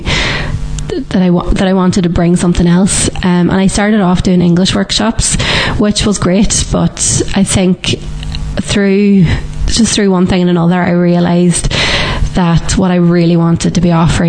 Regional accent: Ireland; as Irish people, we just don't stop

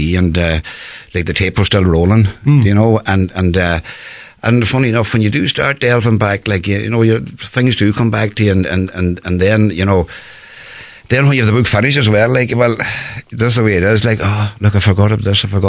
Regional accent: Ireland; growing up in Yamagoura, you know, as a young lad

